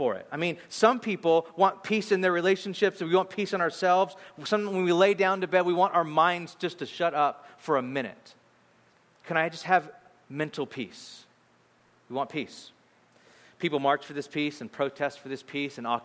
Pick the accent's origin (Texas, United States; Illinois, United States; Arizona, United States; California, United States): California, United States; Bakersfield; now in San Francisco, United States; my wife and I grew up in Bakersfield